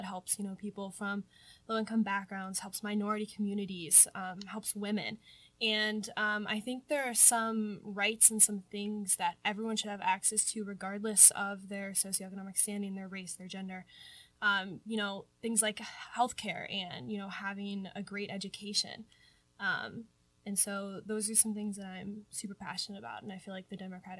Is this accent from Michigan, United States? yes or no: no; Hudson, Ohio, United States; I'm from Hudson, Ohio.